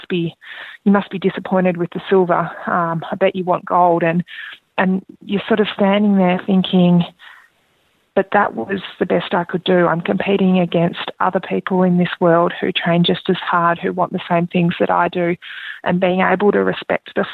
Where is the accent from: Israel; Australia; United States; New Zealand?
Australia; being an Australian Olympian